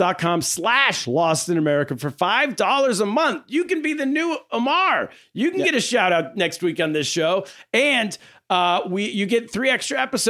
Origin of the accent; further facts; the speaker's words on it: United States; also born or lived in China; growing up in America.